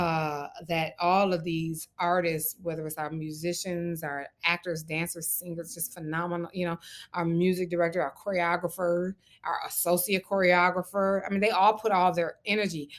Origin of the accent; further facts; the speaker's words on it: Detroit, Michigan, United States; moved away; we both know what it's like to be from Detroit